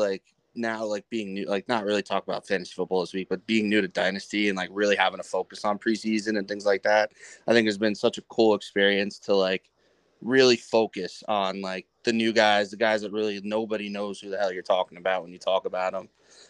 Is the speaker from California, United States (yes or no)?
no; Long Island, New York, United States; So I'm from Long Island.